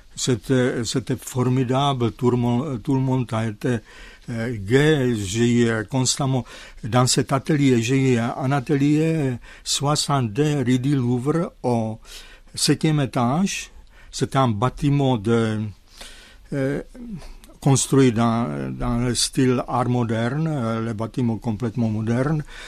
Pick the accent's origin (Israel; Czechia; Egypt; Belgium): Czechia; Zlín, Zlín Region; French is a second language; moved away as an adult; now in France; ils ont changé le nom de ma ville natale, Zlin à Gottwaldorf